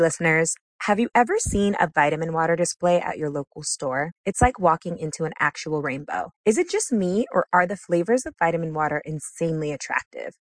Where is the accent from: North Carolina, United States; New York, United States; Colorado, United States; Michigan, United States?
New York, United States; New York City; I'm from Brooklyn